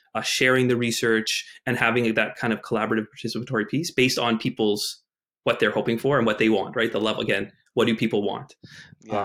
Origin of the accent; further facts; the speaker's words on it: Winnipeg, Manitoba, Canada; I grew up in Winnipeg, Manitoba